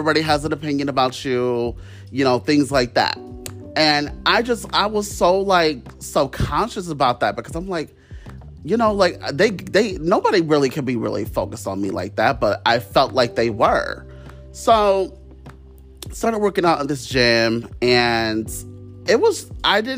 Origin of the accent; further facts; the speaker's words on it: Ohio, United States; I'm from Ohio